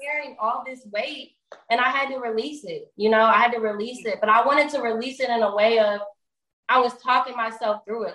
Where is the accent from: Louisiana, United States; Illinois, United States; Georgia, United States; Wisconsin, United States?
Georgia, United States; Atlanta; also born or lived in Indianapolis, Indiana; I'm from Indianapolis, but I was raised here. I've been here since I was three. Um, so I'm in Atlanta currently